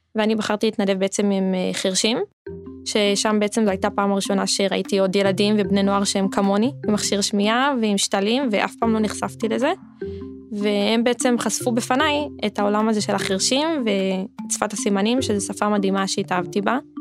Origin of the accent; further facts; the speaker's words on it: Yeruham, Southern District, Israel; אני בת 20 מירוחם